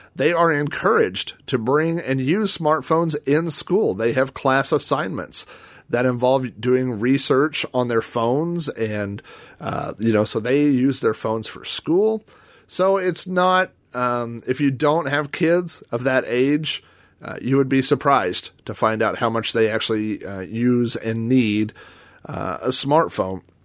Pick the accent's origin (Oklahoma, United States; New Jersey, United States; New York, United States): Oklahoma, United States; Yukon; my hometown, the town I live in, Yukon, Oklahoma